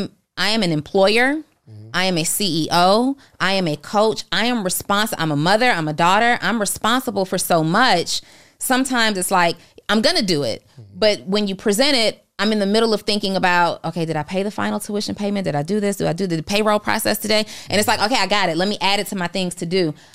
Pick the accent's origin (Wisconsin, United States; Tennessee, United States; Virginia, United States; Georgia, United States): Georgia, United States; College Park; also born or lived in New Orleans; I was born in New Orleans. I was raised in College Park, Georgia, and booty dancing is all I know.